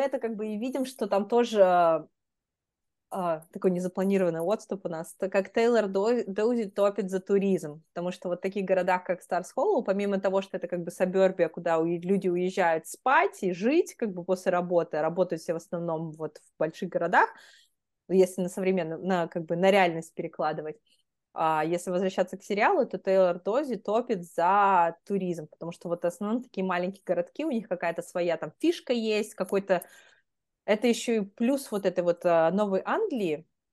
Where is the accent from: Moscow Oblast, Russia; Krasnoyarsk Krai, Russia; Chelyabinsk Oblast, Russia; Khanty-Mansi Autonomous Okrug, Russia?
Chelyabinsk Oblast, Russia; Magnitogorsk; also born or lived in Philadelphia, United States; now in Boston, United States; я сама из Магнитогорска